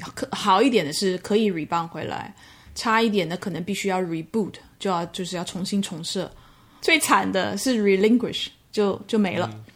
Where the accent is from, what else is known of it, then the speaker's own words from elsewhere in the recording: Taiwan; moved away as an adult; also born or lived in Mainland China; 工作到现在三十年，前面的二十七年都在同一个集团，就是 The B P P 集团。那，呃，前面的十二年是在台湾地区，是我，我台湾人